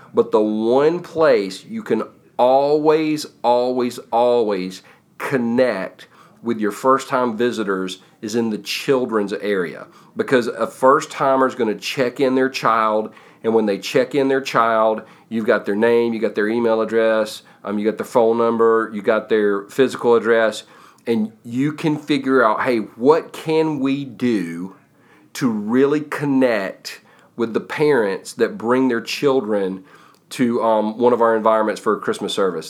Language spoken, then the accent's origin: English; United States; I was born in America, live in, you know, live in America, love America